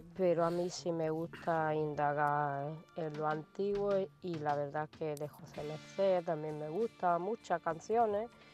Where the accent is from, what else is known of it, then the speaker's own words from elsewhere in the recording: Romania; Spanish is a second language; moved away as an adult; now in Spain; yo sea de Rumanía